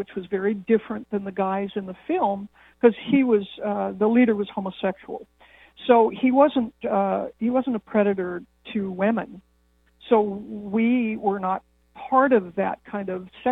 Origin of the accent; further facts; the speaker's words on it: Los Angeles, California, United States; moved away as an adult; also born or lived in Austin; I grew up in Los Angeles in the 50s and 60s